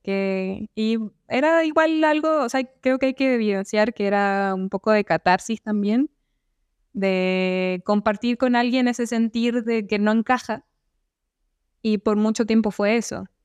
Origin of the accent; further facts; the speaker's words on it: Chile; yo soy arquitecta chilena